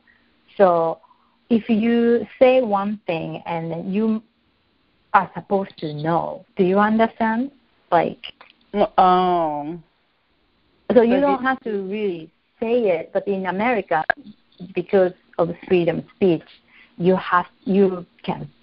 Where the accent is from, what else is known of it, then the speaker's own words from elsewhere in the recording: Japan; English is a second language; moved away as an adult; also born or lived in San Francisco, United States; now in Los Angeles, United States; I live here, but I grew up in Japan